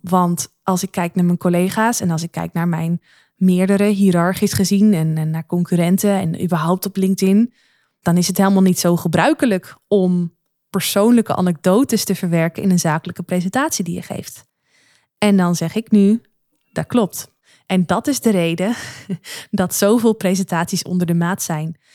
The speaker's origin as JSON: {"language": "Dutch", "area": "Noordoostpolder", "region": "Flevoland", "country": "Netherlands", "said": "waar ik vandaan kom uit de Noordoostpolder"}